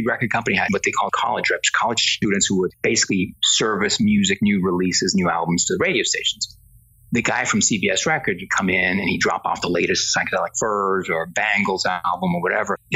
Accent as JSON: {"language": "English", "country": "Spain", "second_language": "English", "moved": "yes", "lives_now": "United States", "said": "So when I came from Spain in the early 80s, I took a communications course and it was mostly to learn English better and work on my accent."}